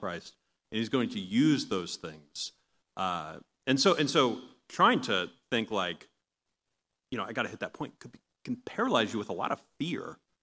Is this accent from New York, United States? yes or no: yes; Long Island, New York, United States; moved away; I'm from Long Island originally.